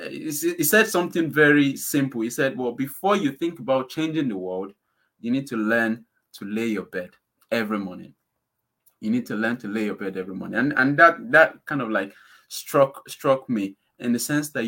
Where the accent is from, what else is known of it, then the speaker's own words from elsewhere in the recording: Nigeria; now in United Kingdom; I'm from Nigeria